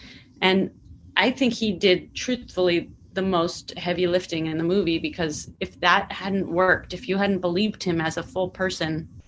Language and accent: English; California, United States; And I'm from the Bay Area, and there's a really specific culture in the Bay Area that I was trying to capture